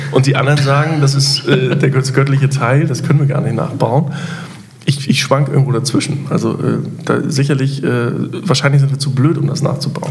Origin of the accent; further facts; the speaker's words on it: Germany; Wir als Deutsche